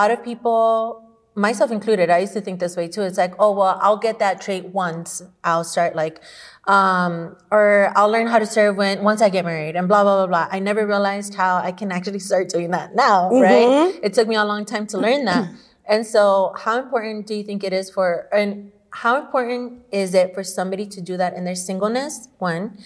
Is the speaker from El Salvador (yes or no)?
yes; El Salvador; moved away; I grew up in El Salvador where, you know, I was grandma's baby